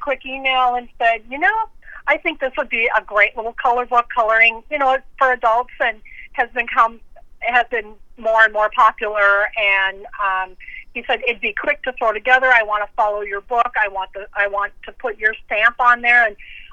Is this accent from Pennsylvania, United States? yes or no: no; Minnesota, United States; It's my home state